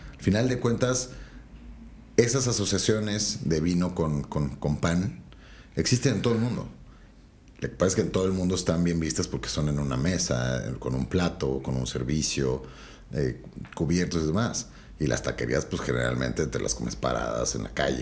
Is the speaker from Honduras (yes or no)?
no; Mexico